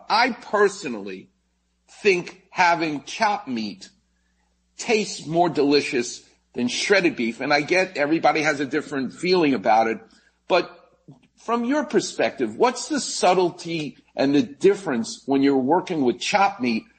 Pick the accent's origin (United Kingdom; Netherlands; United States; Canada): United States; New York; growing up in New York, all I had was Fritos corn chips.